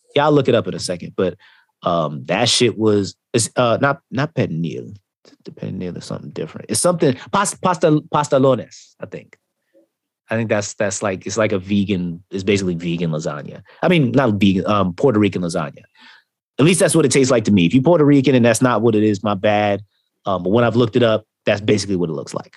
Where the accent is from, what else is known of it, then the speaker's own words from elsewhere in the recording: Jamaica; being Jamaican